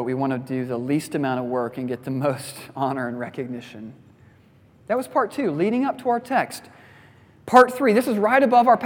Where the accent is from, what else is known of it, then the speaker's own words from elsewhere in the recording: Midwest, United States; I'm a Midwesterner.